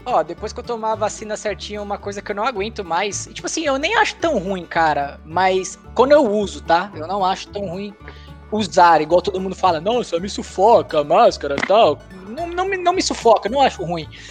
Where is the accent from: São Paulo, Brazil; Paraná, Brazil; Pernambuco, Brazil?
São Paulo, Brazil; aqui em São Paulo, quando eu era adolescente